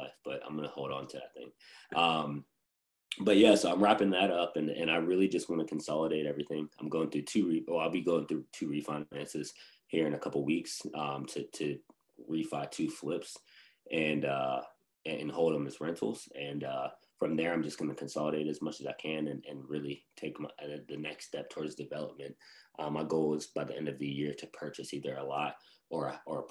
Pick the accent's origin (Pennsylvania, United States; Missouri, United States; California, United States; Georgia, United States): Pennsylvania, United States; Western; moved away; my hometown. It's pretty cheap, very cheap to buy there. So in Western Pennsylvania